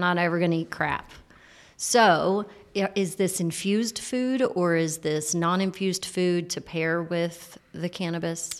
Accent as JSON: {"language": "English", "region": "Texas", "country": "United States", "also_born_or_lived": "California", "moved": "as an adult", "said": "I've just returned to Texas a year ago after being in California for eight years, and when I got back, I'm like, Yeah, I'm a Texan."}